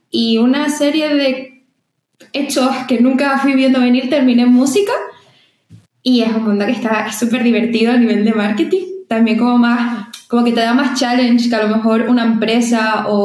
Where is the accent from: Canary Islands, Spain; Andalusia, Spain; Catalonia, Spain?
Canary Islands, Spain; also born or lived in Madrid; soy de, de Canarias